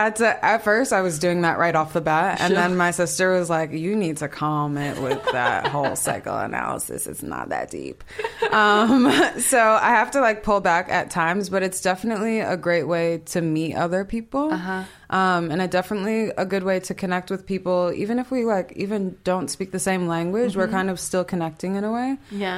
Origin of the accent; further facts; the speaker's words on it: Nigeria; Yeah, super, super important, especially being Nigerian.